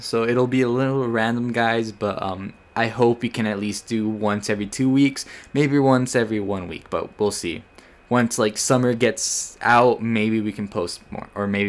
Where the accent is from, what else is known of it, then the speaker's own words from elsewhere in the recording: United States; And I am Mexican, American. I was born in the United States, but my parents all are from Mexico.